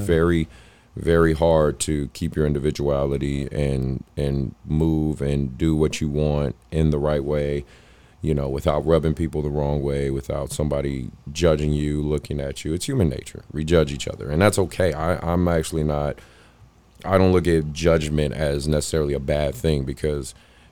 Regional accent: Oakland, California, United States; I'm from Oakland. I'm literally from Oakland.

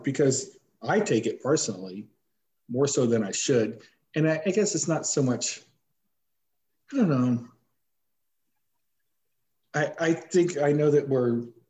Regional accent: Missouri, United States; Because I'm more of, you know, I'm from Missouri, you got to show me.

